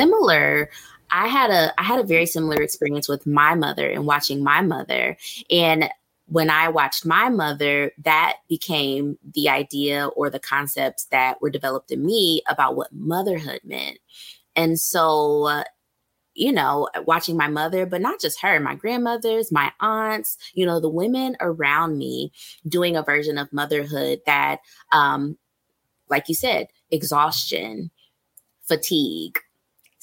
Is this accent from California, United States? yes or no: no; Ohio, United States; moved away; I'm from Ohio originally